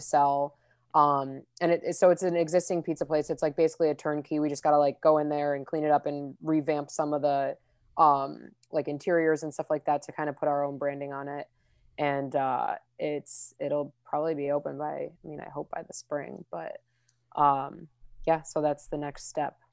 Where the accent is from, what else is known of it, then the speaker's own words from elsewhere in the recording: Chicago, Illinois, United States; growing up in Chicago